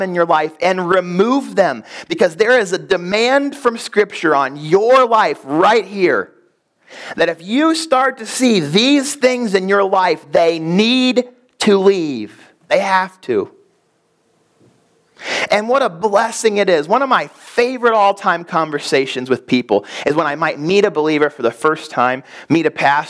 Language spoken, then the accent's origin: English; Chicago, Illinois, United States; We grew up in Chicago